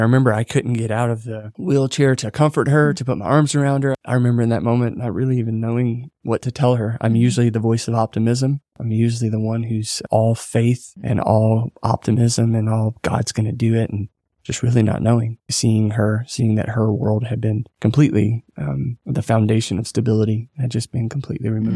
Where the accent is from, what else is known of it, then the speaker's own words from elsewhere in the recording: Rayne, Louisiana, United States; moved away as an adult; also born or lived in Dallas, Texas; I'm originally from South Louisiana.